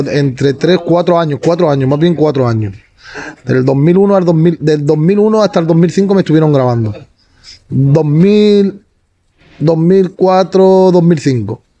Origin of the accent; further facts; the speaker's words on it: Badalona, Catalonia, Spain; Hasta que terminamos aquí en Badalona, que tengo toda mi familia aquí, en San Roque. Nosotros, básicamente, casi toda mi familia somos de aquí.